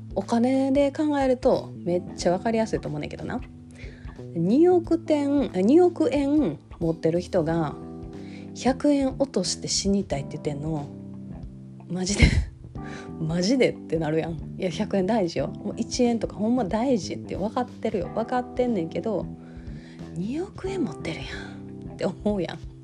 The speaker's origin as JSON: {"language": "Japanese", "region": "Kansai", "country": "Japan", "accent": "Kansai dialect"}